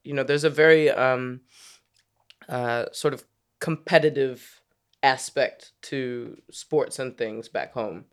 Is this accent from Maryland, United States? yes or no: yes; Maryland, United States; moved away as an adult; also born or lived in Washington, D.C. / Virginia; now in London, United Kingdom; I was born in D C, grew up in Maryland, spent a lot of time playing basketball in Virginia